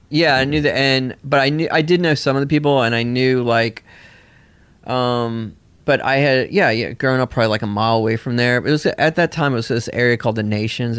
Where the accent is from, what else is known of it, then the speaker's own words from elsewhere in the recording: Tennessee, United States; also born or lived in Bolinas, California / Nashville, Tennessee; I grew up in a commune in Tennessee